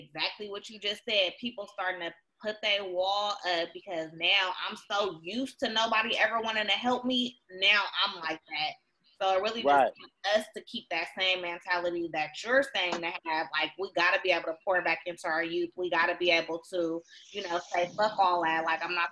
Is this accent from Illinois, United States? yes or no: no; the Bay Area, California, United States; I'm from the Bay